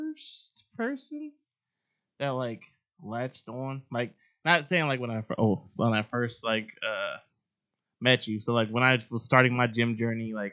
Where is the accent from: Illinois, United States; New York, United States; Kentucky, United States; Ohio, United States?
Ohio, United States; Dayton; I'm from Dayton, Ohio. I've been in Ohio my whole life